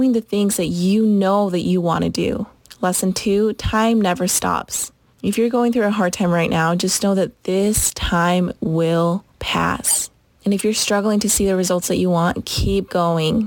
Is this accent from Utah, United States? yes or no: yes; Utah, United States; I was raised in Utah ever since I was 6 or 7, so basically my entire life. And this is home